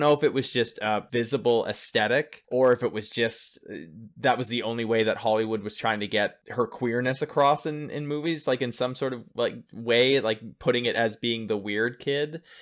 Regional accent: Northern Ontario, Canada; moved away as an adult; also born or lived in Toronto; coming from a small hick town up in Northern Ontario of five thousand people

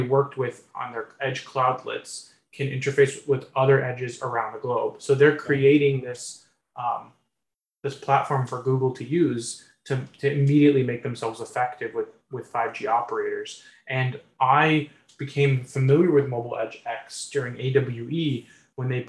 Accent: Midwest, United States; I grew up in the Midwest

